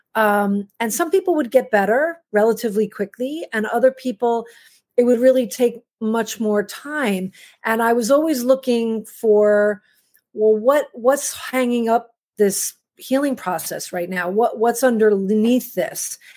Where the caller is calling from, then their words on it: New York City, New York, United States; I'm calling from Manhattan, from New York City.